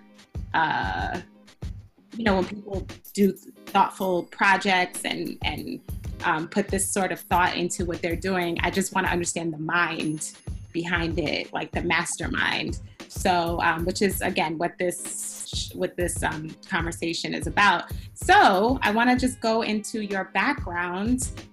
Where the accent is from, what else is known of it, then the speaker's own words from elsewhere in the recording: New York, United States; first language Spanish; English is a second language; also born or lived in Guadalajara, Mexico; I grew up in Queens as well